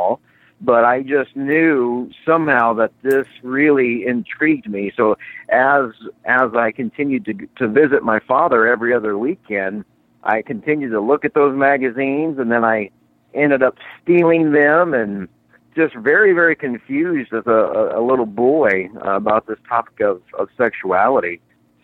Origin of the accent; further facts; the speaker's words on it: Indiana, United States; I grew up in Indiana